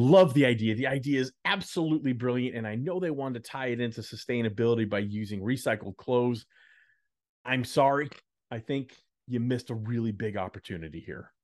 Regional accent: Dallas, Texas, United States; moved away; I lived in Dallas, I grew up in Dallas

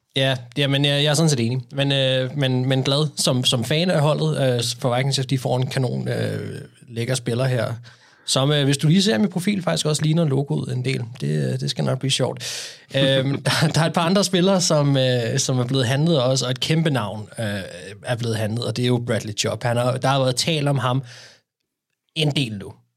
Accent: Denmark; som danskere.

